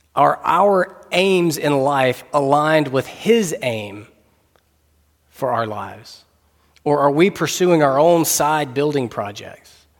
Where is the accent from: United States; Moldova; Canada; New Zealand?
United States; North Carolina; We're both English speakers and both from the same state, both from North Carolina